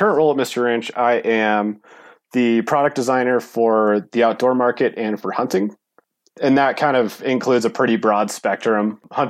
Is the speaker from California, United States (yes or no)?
yes; Bishop, California, United States; also born or lived in Bozeman; I grew up in Bishop, California, which is kind of a hotbed for, you know, climbing, skiing, you know, pretty much all things outdoor.